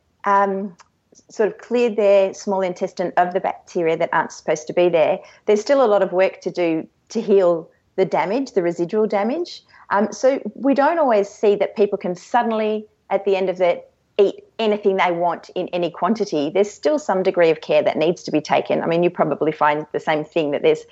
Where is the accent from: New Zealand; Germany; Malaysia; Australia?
Australia; Canberra, Australian Capital Territory; I grew up in Canberra